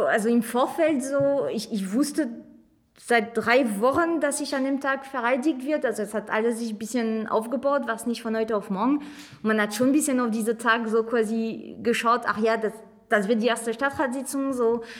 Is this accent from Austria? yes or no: no; France; German is a second language; moved away as an adult; now in Magdeburg, Germany; wie man ein bisschen raushört, weil das ist schwer zu verstecken, ich komme ursprünglich äh, aus Frankreich, bin aber bin nach Magdeburg 2008 gezogen zum Studieren hier an der Hochschule Magdeburg-Stendal.